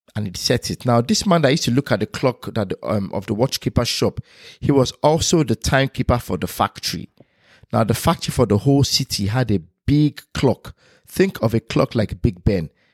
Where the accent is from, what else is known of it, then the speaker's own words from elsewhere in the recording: Nigeria; now in United Kingdom; me being Nigerian. Growing up in a Nigerian household and moving to United Kingdom